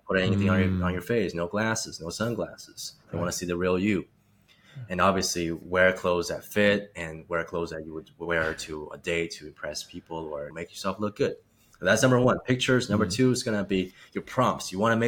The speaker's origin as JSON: {"language": "English", "country": "China", "tie": "born or raised there", "also_born_or_lived": "Czech Republic", "said": "I grew up in China and before that lived in Eastern Europe, Czech Republic, now known as Czechia."}